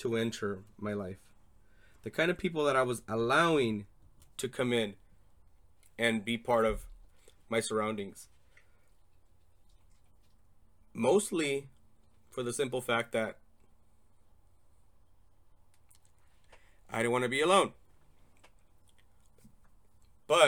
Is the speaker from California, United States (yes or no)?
yes; Torrance, California, United States; moved away as an adult; now in Arizona, United States; I was born in Torrance, California. Moved to Arizona in 2005